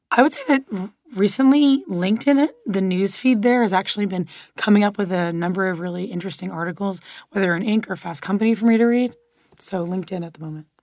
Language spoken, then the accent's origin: English; Miami, Florida, United States; moved away; also born or lived in Los Angeles; I grew up in Miami and then lived in L